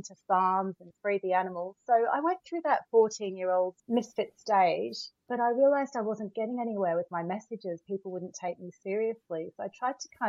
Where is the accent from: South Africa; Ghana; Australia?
Australia; Melbourne, Victoria; moved away as an adult; also born or lived in Williamstown / Trento, Italy; I grew up in Australia, in Melbourne.